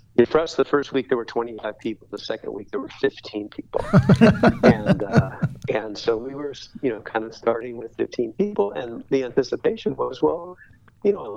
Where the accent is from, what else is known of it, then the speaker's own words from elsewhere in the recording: Orange County, California, United States; moved away as an adult; now in Vero Beach, United States; growing up in Orange County